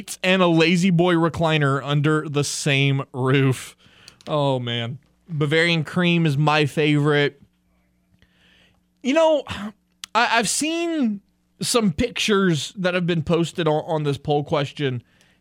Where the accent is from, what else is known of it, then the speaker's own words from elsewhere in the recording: Louisiana, United States; I am from Louisiana. I've lived here my entire life.